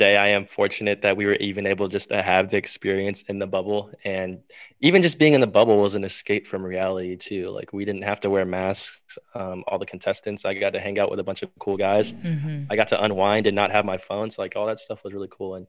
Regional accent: Texas, United States; I'm from Texas

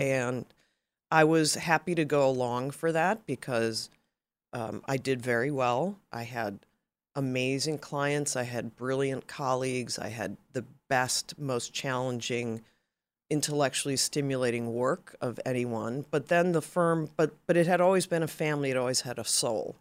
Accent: Chicago, Illinois, United States; moved away as an adult; also born or lived in Massachusetts; now in California, United States; I grew up in Chicago

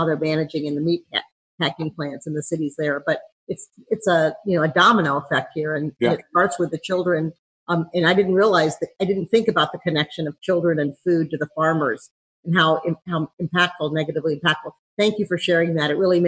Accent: St. Louis, Missouri, United States; Hi, I'm from St. Louis, sort of the heartland

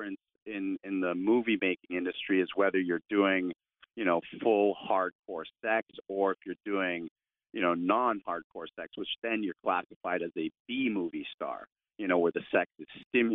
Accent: Toronto, Ontario, Canada; moved away as an adult; also born or lived in California; I was born and raised in Toronto, Canada

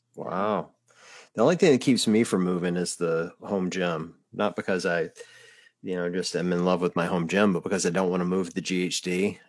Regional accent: the South, United States; I grew up in the South

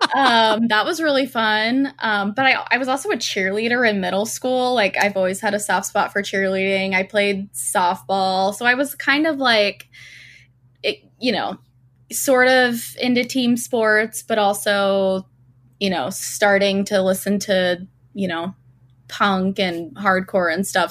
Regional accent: Doylestown, Pennsylvania, United States; growing up in Doylestown was, like, hang out in Doylestown Borough

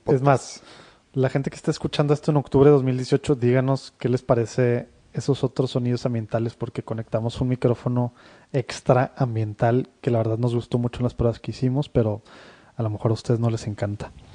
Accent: Monterrey, Nuevo León, Mexico; somos de Monterrey, ambos, y aquí estamos casi toda nuestra vida, salvo temas de estudios

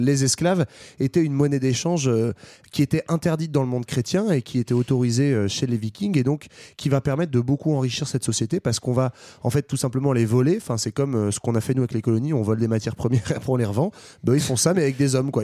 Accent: France; chez nous, en France

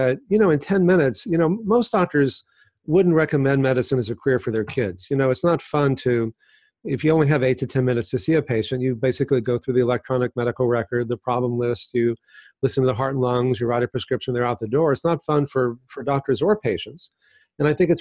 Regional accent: Texas, United States; now in California, United States; I grew up in Texas

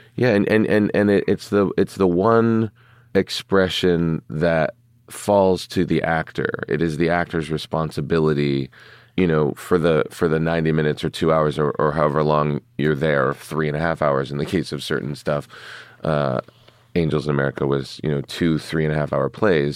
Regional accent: Pittsburgh, Pennsylvania, United States; moved away; growing up in Pittsburgh

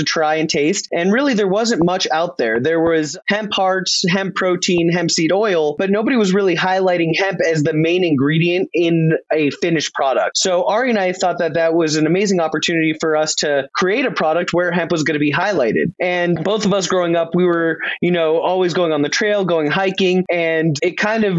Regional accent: Los Angeles, California, United States; also born or lived in Denver, Colorado; I'm born and raised in Los Angeles, California.

